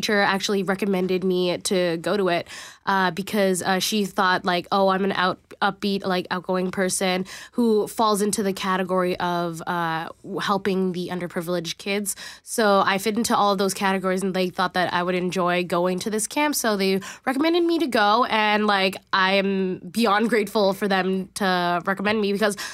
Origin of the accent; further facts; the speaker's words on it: Richmond, British Columbia, Canada; I'm originally from Richmond, BC. So that's like right beside Vancouver